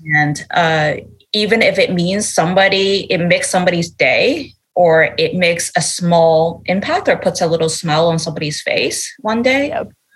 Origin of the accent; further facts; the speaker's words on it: Canada; moved away as an adult; also born or lived in Asia; now in San Francisco, United States; I grew up in in Canada